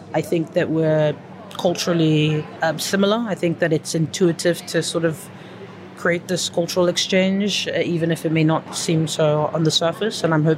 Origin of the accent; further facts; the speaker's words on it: Nigeria; I grew up in a French school most of my life, so I'm a bit of an anomaly, because I'm a Nigerian, an Anglophone, African, West African who speaks French.